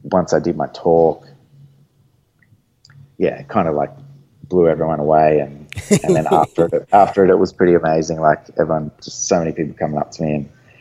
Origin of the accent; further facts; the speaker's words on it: Gold Coast, Queensland, Australia; on the Gold Coast in my hometown